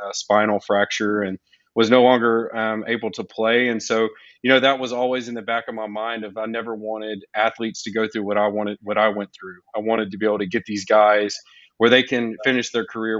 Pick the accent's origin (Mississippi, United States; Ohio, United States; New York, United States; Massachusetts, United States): Mississippi, United States; Jackson; moved away as an adult; now in Houston, United States; I am originally from Jackson, Mississippi.